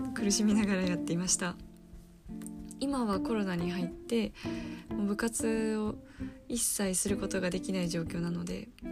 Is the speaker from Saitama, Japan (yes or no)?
yes; Saitama, Japan; 私は埼玉出身なので、えー、今実家から大学に通ってる